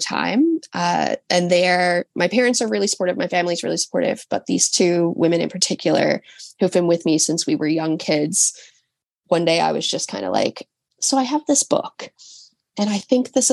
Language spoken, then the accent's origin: English; St. John's, Newfoundland and Labrador, Canada; I live on an island on the eastern coast of Canada